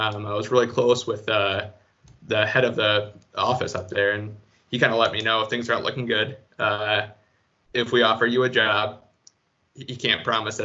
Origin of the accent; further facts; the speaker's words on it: Grand Rapids, Michigan, United States; also born or lived in Minnesota; now in Jackson, United States; I'm from Grand Rapids